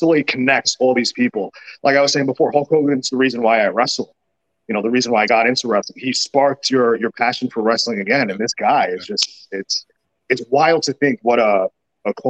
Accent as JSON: {"language": "English", "town": "New York City", "region": "New York", "country": "United States", "said": "I'm from New York City. I'm from Brooklyn"}